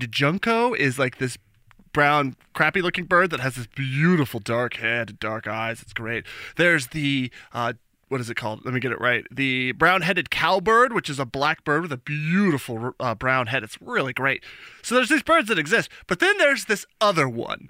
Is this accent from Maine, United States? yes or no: no; Albuquerque, New Mexico, United States; now in Seattle, United States; I'm from Albuquerque, so there's roadrunners